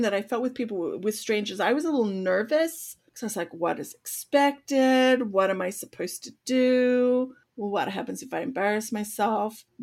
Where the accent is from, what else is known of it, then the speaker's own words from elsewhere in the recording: Australia; as an Australian